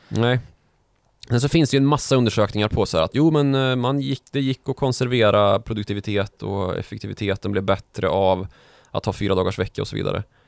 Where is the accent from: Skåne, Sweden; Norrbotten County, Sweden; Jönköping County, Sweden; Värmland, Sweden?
Värmland, Sweden; Karlstad; born or raised there